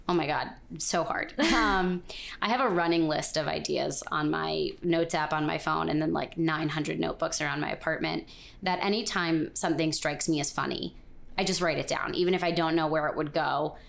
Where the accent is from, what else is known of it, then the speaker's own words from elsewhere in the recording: Connecticut, United States; moved away as an adult; also born or lived in Vermont; now in New York, United States; growing up in Connecticut